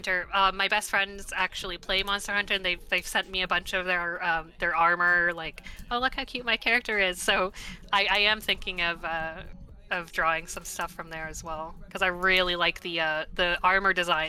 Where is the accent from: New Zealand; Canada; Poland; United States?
Canada; Mississauga, Ontario; I was, I was born here. My parents were not, but I was born in Mississauga, Ontario.